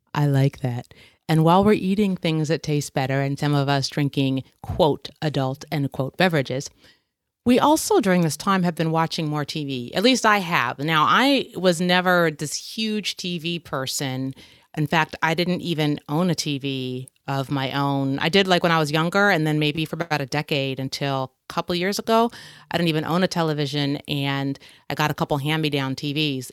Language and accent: English; United States; being an American